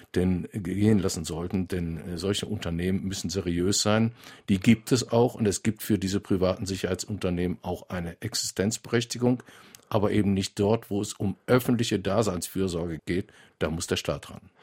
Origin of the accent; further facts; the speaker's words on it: North Rhine-Westphalia, Germany; in meinem Heimatland in Nordrhein-Westfalen